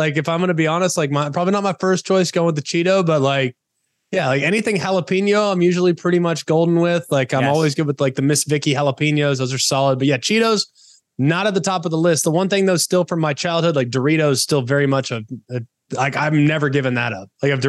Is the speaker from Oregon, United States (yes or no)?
no; Southlake, Texas, United States; also born or lived in Los Angeles, California; Yeah, I'm originally from LA, but I really grew up in Dallas. Like that's my adolescent years were spent in a place called South Lake, Texas.